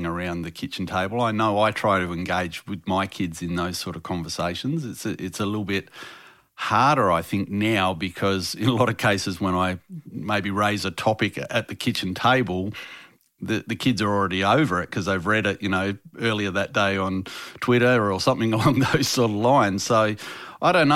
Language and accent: English; Perth, Western Australia, Australia; in Perth, my home state